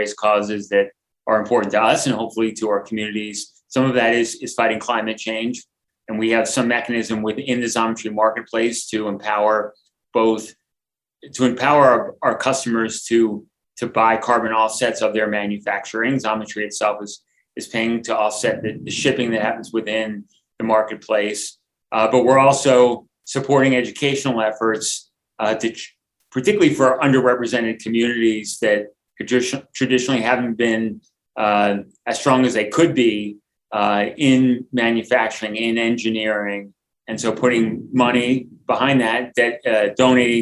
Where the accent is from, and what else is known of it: United States